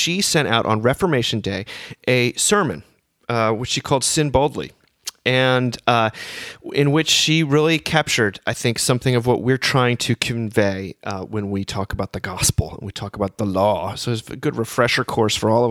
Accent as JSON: {"language": "English", "region": "the Northeast outside of New York", "country": "United States", "tie": "born or raised there", "said": "I grew up in the Northeast outside of New York, and we had big snowy winters"}